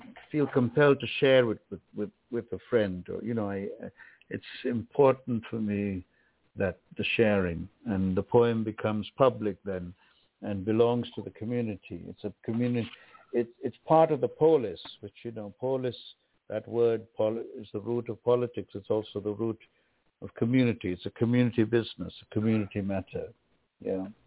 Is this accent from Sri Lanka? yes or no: yes; Sri Lanka; moved away; my own birth place, which is Ceylon